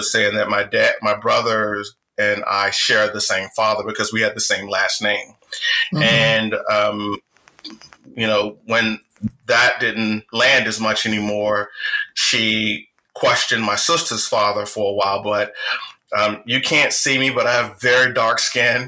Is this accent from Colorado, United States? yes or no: no; Richmond, Virginia, United States; accent: Southern drawl; I was born and raised in Richmond, Virginia to a single mother